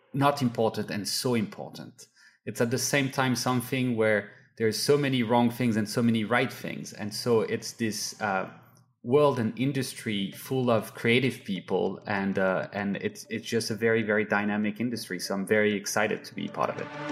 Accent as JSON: {"language": "English", "country": "France", "tie": "born or raised there", "moved": "yes", "said": "I grew up in France where you buy, you know, skincare in a pharmacy"}